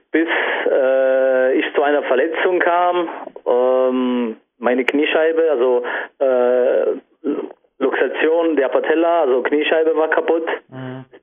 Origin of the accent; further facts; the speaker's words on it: Saarlouis, Saarland, Germany; also ich komme aus Saarland, äh, ganz genau Saarlouis